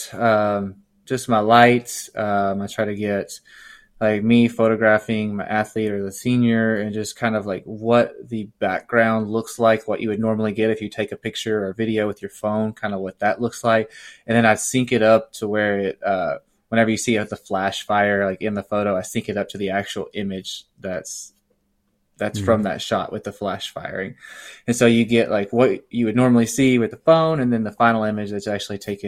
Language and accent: English; Little Rock, Arkansas, United States; I'm born and raised in Little Rock, Arkansas